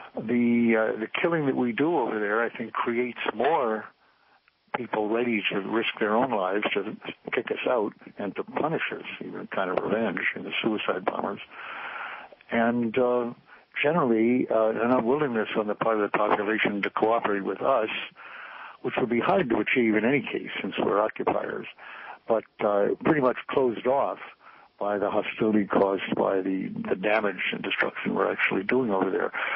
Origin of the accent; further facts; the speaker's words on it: United States; as an American